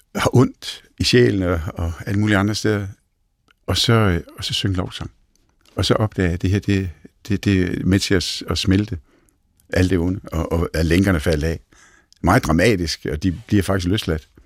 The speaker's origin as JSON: {"language": "Danish", "town": "Næsby", "region": "Southern Denmark", "country": "Denmark", "said": "man kan høre, at jeg kommer fra Fyn, øh, fra Næsby"}